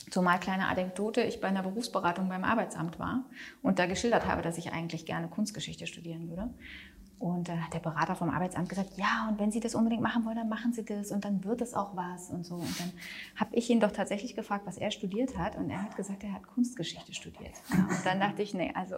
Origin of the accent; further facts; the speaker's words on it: Munich, Bavaria, Germany; now in Berlin, Germany; Ich komme ja eigentlich aus München